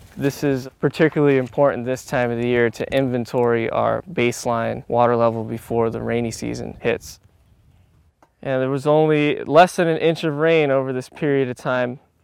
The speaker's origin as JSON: {"language": "English", "region": "South Florida", "country": "United States", "tie": "born or raised there", "said": "I grew up in the South Florida area"}